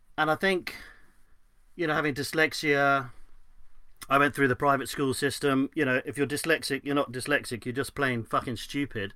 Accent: London, United Kingdom; I was brought up in West London

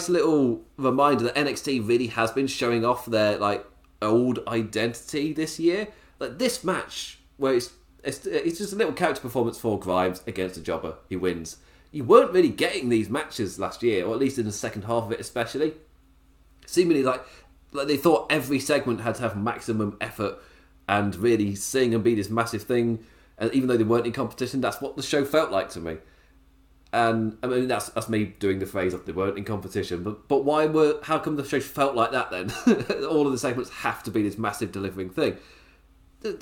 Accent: England, United Kingdom; as an Englishman

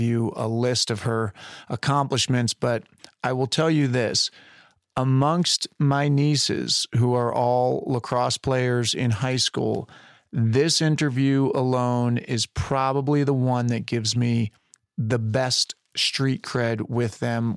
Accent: Westchester County, New York, United States; now in Los Angeles, United States; I grew up in Westchester County

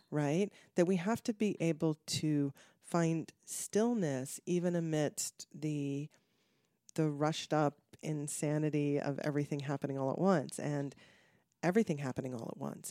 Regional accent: Connecticut, United States; now in Los Angeles, United States; I grew up in Connecticut

